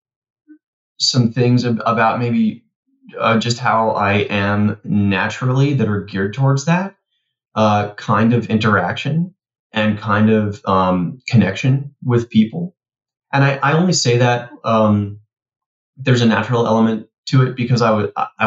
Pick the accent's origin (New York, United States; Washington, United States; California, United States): New York, United States; New York City; growing up in Queens on the, the schoolyard